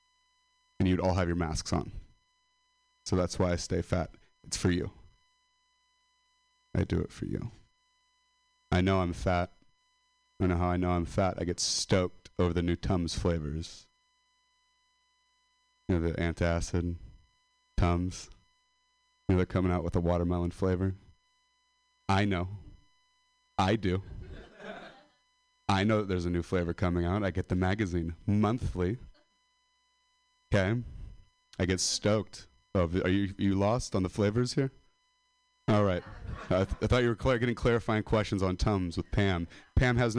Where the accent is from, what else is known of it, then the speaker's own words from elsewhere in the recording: Modesto, California, United States; I'm a dropout from Modesto